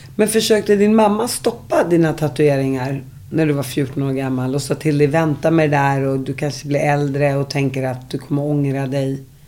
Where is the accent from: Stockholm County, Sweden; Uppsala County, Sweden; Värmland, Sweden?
Uppsala County, Sweden; Uppsala; när jag växte upp, där tror jag folk började hångla och ligga när de gick i ni, nian. Inte sexan, var sjuan. Det är i Uppsala